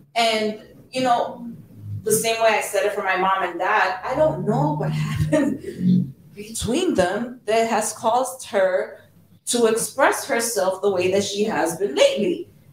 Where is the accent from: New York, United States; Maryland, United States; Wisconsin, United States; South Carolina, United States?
New York, United States; New York City; also born or lived in Bronx; I was born and raised in Harlem, but I did live in the Bronx for ten years